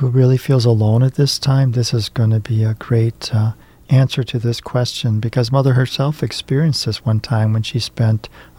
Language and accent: English; Iowa, United States; growing up on the Iowa farm